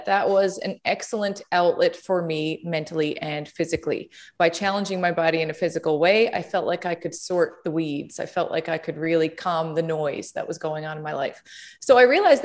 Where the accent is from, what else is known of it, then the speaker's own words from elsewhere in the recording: Conception Bay South, Newfoundland and Labrador, Canada; now in St. John's, Canada; I'm from Conception Bay South, which is about 20 minutes outside of St. John's. That's where I grew up.